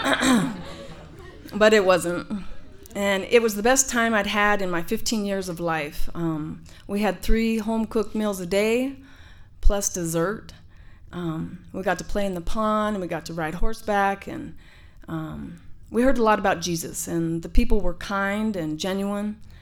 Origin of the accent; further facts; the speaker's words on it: Denver, Colorado, United States; I grew up in Denver, Colorado, in the Sun Valley Housing Projects